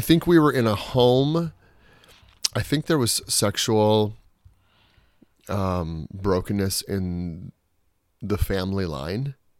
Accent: Juneau, Alaska, United States; moved away; also born or lived in Portland; born and raised in Alaska

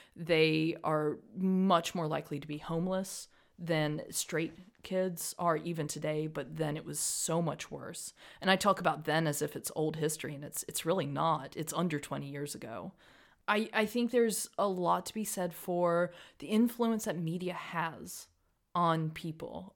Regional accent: Rock Hill, South Carolina, United States; moved away as an adult; now in Freiburg, Germany; I'm from Rock Hill, South Carolina originally. I now live in Freiburg, Germany, where I moved here in two thousand sixteen.

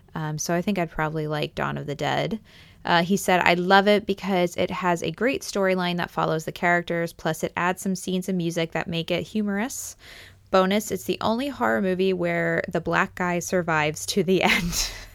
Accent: Pennsylvania, United States; moved away; I grew up in Pennsylvania. We have a very large Amish and Mennonite population there.

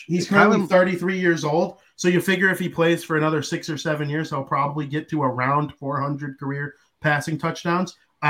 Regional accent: Chicago, Illinois, United States; I'm from Chicago.

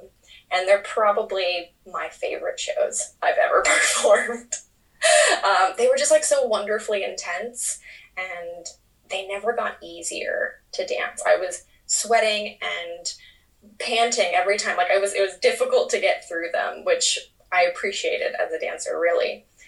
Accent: Florida, United States; moved away as an adult; also born or lived in New York; now in United Kingdom; I'm originally from Florida, but I now live in the UK. I moved to New York when I was 18 years old. I'm now 28

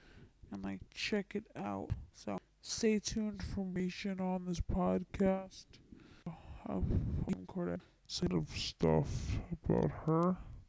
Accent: New York, United States; I just want to say I am from New York.

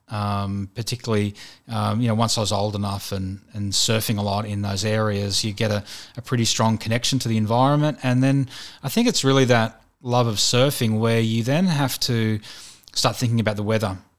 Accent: Sydney, New South Wales, Australia; I grew up in Western Sydney, around, um, North Mead

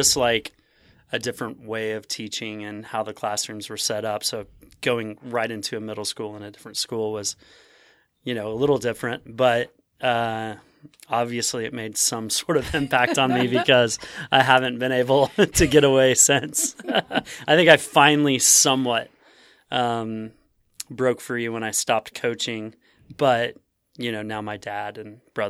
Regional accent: Stillwater, Oklahoma, United States; born or raised there

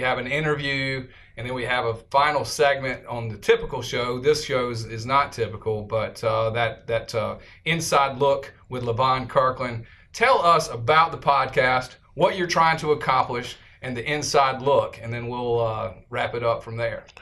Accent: South Carolina, United States; proud I am to be from South Carolina

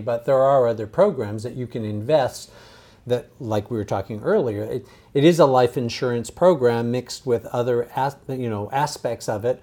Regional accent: San Diego, California, United States; I grew up in San Diego

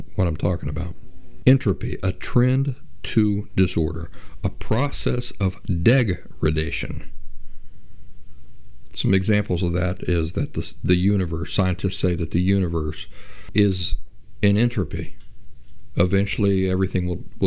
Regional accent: Appalachia, United States; growing up in Appalachia

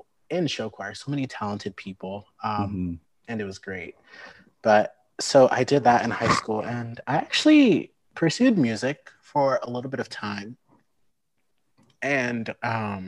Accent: Lincoln, Nebraska, United States; also born or lived in St. Louis, Missouri / Sioux Falls, South Dakota / Omaha, Nebraska; we lived there for a couple years and then moved to Lincoln in May of 2000, just a couple months before I turned five.

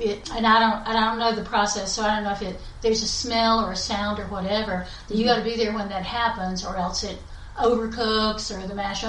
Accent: West Buncombe County, North Carolina, United States; when I was growing up, and I grew up in West, by God, Buncombe County

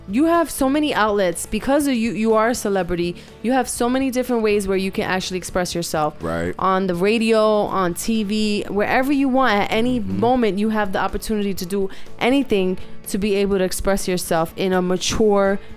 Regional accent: Bronx, New York, United States; just because I'm hood, I'm from the ghetto, I'm from the Bronx

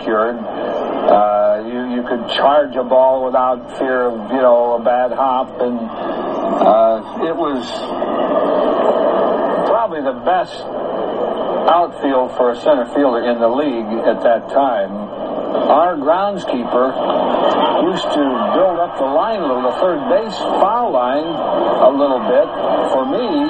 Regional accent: Tilden, Nebraska, United States; moved away; I grew up in Tilden, Nebraska, population around 1,000

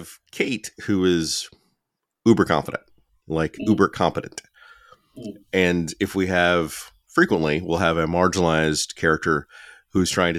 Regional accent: Alabama, United States; growing up in Alabama

